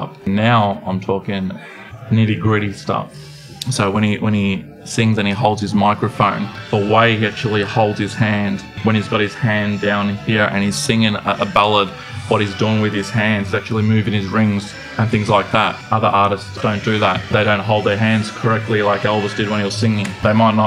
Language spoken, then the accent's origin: English; Melbourne, Victoria, Australia; I'm from Melbourne, Australia.